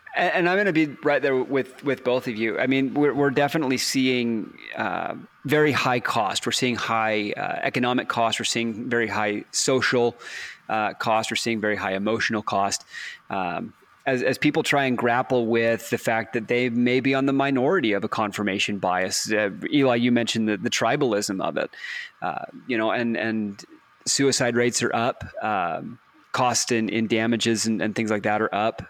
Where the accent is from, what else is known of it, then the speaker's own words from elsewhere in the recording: Texas, United States; I grew up in Texas and Dr Pepper is almost a religion down there in Texas